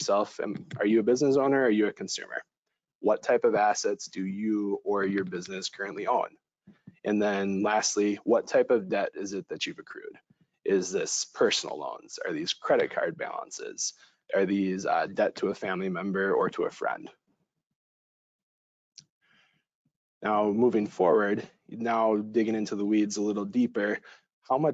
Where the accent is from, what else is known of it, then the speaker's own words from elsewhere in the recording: Madison, Wisconsin, United States; moved away; I am originally from Madison, Wisconsin